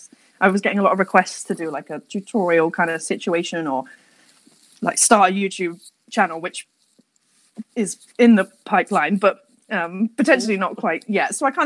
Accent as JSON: {"language": "English", "town": "Portsmouth", "region": "South East England", "country": "United Kingdom", "also_born_or_lived": "London", "moved": "as an adult", "lives_now": "Cardiff, United Kingdom", "said": "I'm originally from Portsmouth, and then I moved to London when I was, I'm going to say, 18?"}